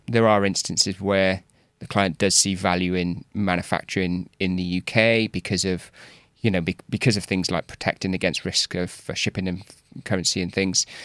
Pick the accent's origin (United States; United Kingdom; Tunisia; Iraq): United Kingdom; Wales; moved away; I'm from Wales originally